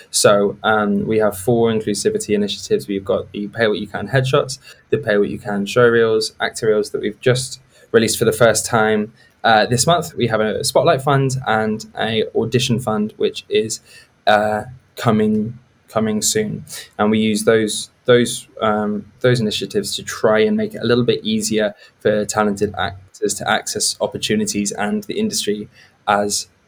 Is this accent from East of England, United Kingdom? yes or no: no; South West England, United Kingdom; born there; I actually come from quite a middle class place. You know, I was born in Gloucestershire, and my and my extended family are all you know middle class people